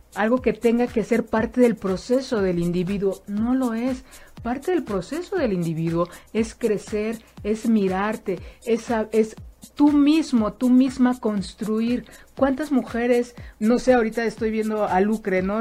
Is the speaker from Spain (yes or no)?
no; Mexico